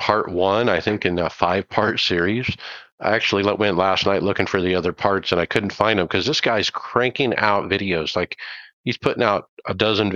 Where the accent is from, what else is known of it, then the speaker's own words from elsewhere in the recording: Arizona, United States; I'm from Arizona